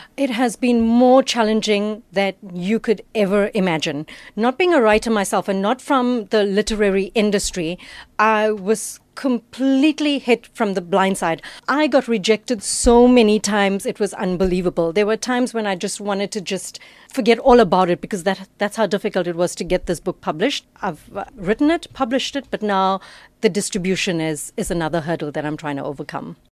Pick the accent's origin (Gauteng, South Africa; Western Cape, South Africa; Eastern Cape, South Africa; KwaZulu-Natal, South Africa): KwaZulu-Natal, South Africa; Shallcross; I grew up in Shallcross.